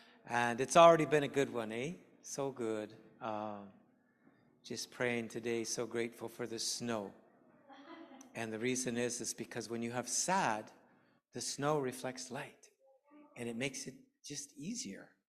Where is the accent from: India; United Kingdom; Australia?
United Kingdom; England; And so I learned the Korean alphabet, because I found as an English person, it's really helpful to learn the alphabet if you're going to learn to pronounce things properly.